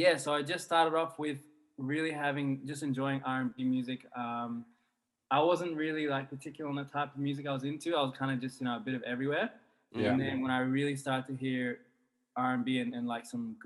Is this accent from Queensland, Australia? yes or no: yes; Brisbane, Queensland, Australia; now in Sydney, Australia; I was from Brisbane and that's where I grew up